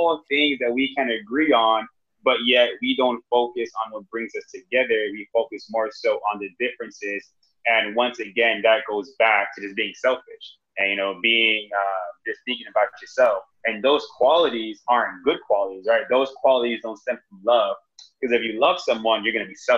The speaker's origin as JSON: {"language": "English", "town": "Miami", "region": "Florida", "country": "United States", "tie": "born or raised there", "also_born_or_lived": "North Carolina / Boston", "moved": "as an adult", "lives_now": "Austin, United States", "said": "when I grew up in Miami"}